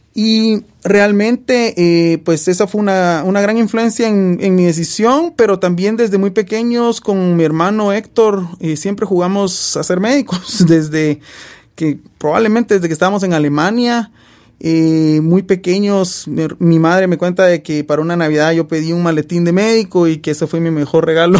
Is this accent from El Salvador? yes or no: no; Guatemala; moved away as an adult; now in Alabama, United States; estar en Guatemala eh, mi tierra natal, donde nací y crecí, pasé 27 eh, años de mi vida